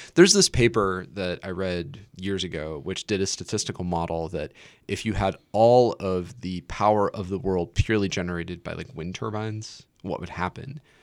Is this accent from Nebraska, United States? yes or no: yes; Nebraska, United States; I'm from Nebraska